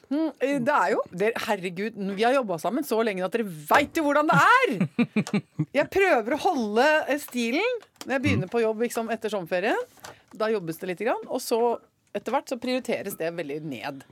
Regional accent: Norway; Her hjemme i Norge

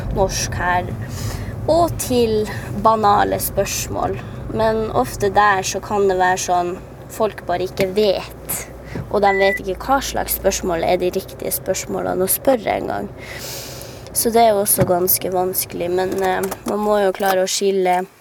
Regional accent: Karasjok, Finnmark, Norway; moved away; jeg kom ut fra Karasjok, der hvor det er ganske godt og trygt å være samisk

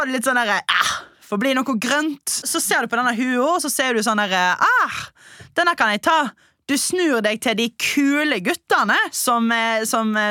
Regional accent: Trøndelag, Norway; Jeg er en trønder.

